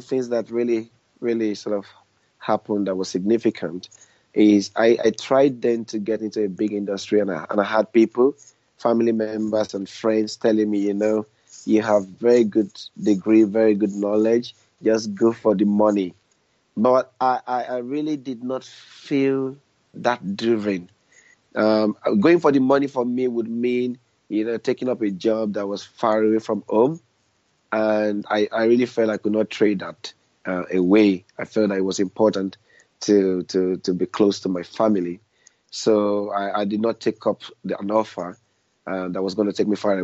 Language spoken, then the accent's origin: English; Nigeria; moved away as an adult; now in United Kingdom; I was born in Nigeria, although now I live my life in the UK.